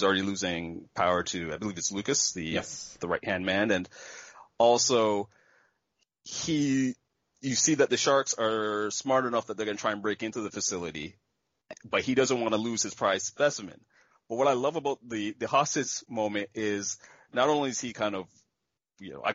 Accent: Canada; me being Canadian

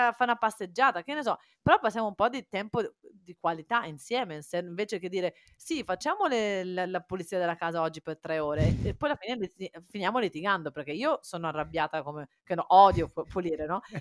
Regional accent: Cagliari, Sardinia, Italy; born there; also born or lived in Faenza; Io sono nata a Cagliari, però poi ho vissuto a Faenza, eh, vicino a Bologna.

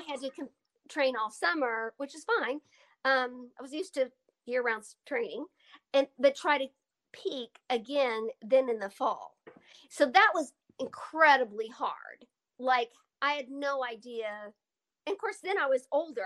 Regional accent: Altus, Oklahoma, United States; when I moved away from home from Altus to Oklahoma City when I was 11

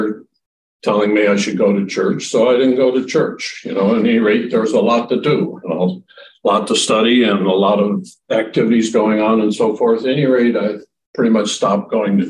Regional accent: Rockford, Illinois, United States; So I grew up in the Midwest in a town called Rockford, Illinois

